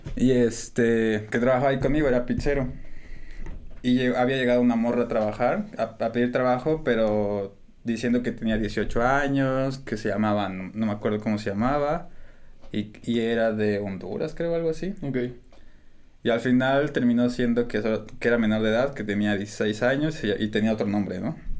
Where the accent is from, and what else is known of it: Mexico; also born or lived in United States